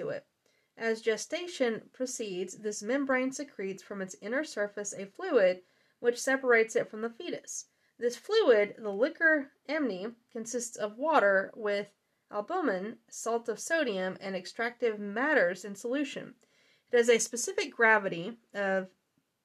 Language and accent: English; the South, Southern United States, United States; accent: southern; My southern accent